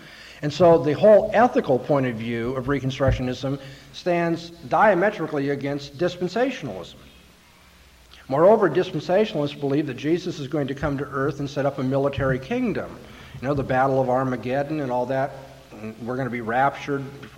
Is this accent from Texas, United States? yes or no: no; California, United States; I'm from California.